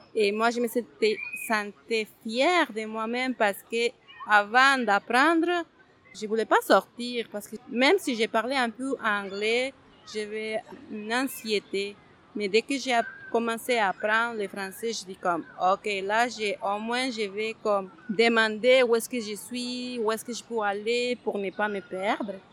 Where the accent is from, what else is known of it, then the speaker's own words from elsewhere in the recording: Huancayo, Junín, Peru; French is a second language; moved away as an adult; also born or lived in United States; now in Montreal, Canada; moi, au Pérou, j'habitais dans les montagnes